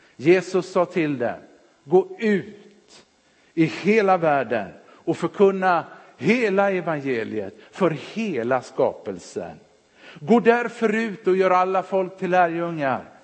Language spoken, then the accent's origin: Swedish; Partille, Västra Götaland, Sweden; moved away as an adult; also born or lived in Örebro / Jönköping; när de flyttade till Partille gick de med i Sävedalens missionskyrka. Där växte jag upp